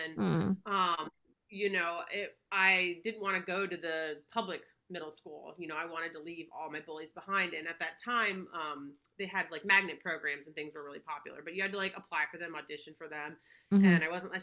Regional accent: Palm Beach, Florida, United States; moved away as an adult; born and raised in Palm Beach, Florida. You know, I lived there for probably about 24 years

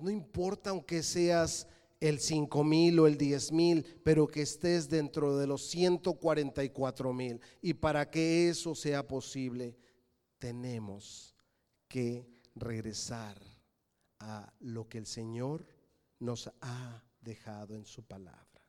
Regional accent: Mexico City, Mexico; Yo nací en la Ciudad de México. Mis padres son de Querétaro.

